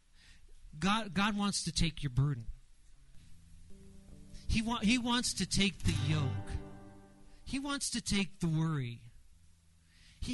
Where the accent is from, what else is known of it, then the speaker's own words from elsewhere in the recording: Los Angeles, California, United States; I grew up in Los Angeles, went to Dodger Stadium